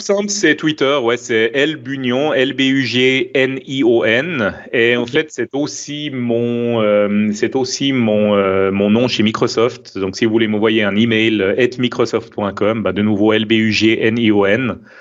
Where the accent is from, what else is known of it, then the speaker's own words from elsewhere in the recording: Switzerland; accent: Swiss; mon accent suisse